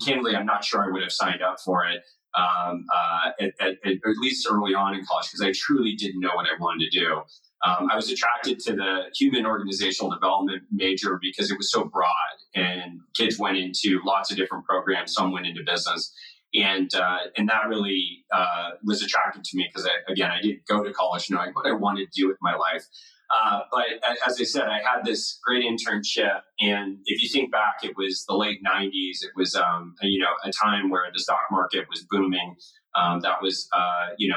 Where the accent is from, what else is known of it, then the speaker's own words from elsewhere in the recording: Los Angeles, California, United States; moved away as an adult; also born or lived in Nashville; now in Bay Area, United States; I grew up in Los Angeles. My mom and dad still live in the house that I grew up